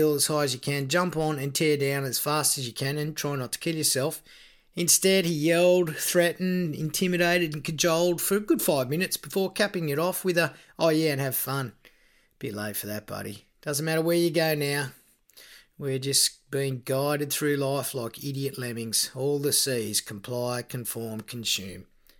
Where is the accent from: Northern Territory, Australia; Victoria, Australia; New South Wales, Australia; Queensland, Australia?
Victoria, Australia; I was born in Victoria.